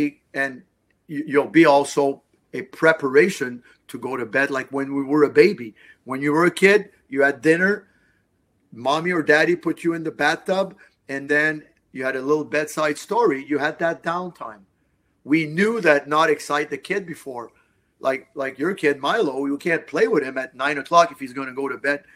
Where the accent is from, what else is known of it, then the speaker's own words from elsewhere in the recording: Montreal, Quebec, Canada; I'm from Montreal